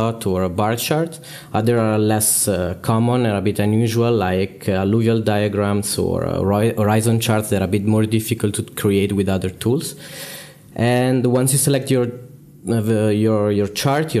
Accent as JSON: {"language": "English", "town": "Milan", "region": "Lombardy", "country": "Italy", "said": "I am also from Milan"}